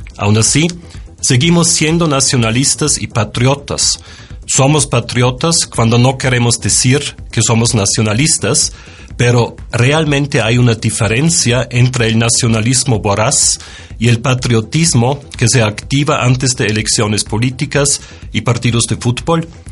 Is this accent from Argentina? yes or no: no; Austria; moved away as an adult; now in Mexico; Soy austríaco y desde 17 años vivo en México